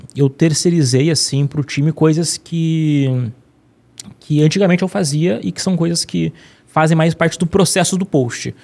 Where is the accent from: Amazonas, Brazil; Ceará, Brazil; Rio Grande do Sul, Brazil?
Rio Grande do Sul, Brazil; Porto Alegre; Eu sou, eu sou de Porto Alegre